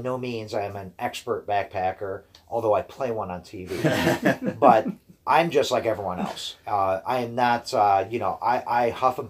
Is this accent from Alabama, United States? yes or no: no; Brecksville, Ohio, United States; my hometown in Brecksville